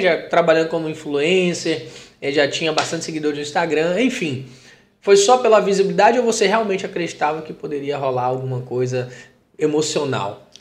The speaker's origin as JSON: {"language": "Portuguese", "town": "Teófilo Otoni", "region": "Minas Gerais", "country": "Brazil", "said": "eu sou de Teoflotone"}